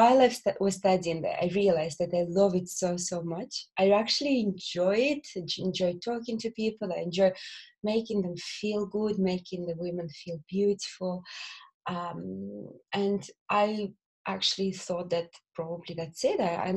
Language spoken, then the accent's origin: English; Belarus; English is a second language; moved away as an adult; also born or lived in Bolton, England; now in England; I'm not originally from England. I'm from Belarus. I was born in Belarus, and there I spent all my childhood, and I went to university there.